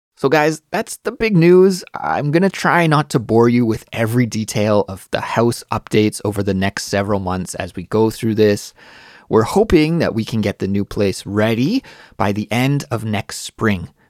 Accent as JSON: {"language": "English", "country": "Canada", "moved": "as an adult", "lives_now": "Seoul, South Korea", "said": "I'm Canadian, but I live in Seoul, South Korea"}